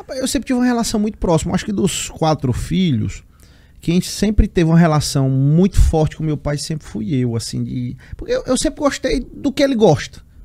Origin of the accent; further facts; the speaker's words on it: Teresina, Piauí, Brazil; Sou teresinense, nascido aqui, mas tenho uma relação muito forte com Guadalupe, que é a cidade do meu pai, e com Fronteiras, que é a cidade da minha mãe